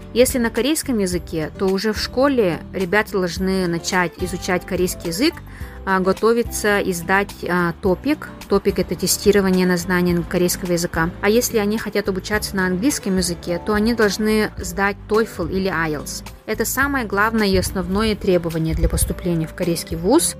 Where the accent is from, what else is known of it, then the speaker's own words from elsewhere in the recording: Maya, Sakha Republic, Russia; moved away as an adult; also born or lived in Mongolia / Daejeon, South Korea; now in Seoul, South Korea; я родилась и выросла в Мегино-Кангаласском Улусе, село Мая